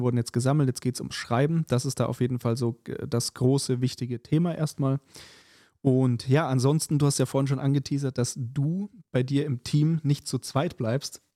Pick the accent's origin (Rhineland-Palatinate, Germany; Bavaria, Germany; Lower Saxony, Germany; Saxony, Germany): Bavaria, Germany; Munich; moved away; mit Bayern und München quasi, ähm, dadurch, dass es ja meine alte Heimat ist